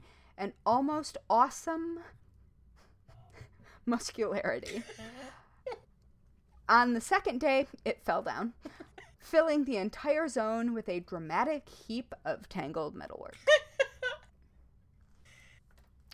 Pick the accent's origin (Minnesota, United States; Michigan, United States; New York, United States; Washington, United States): Michigan, United States; this is from my home state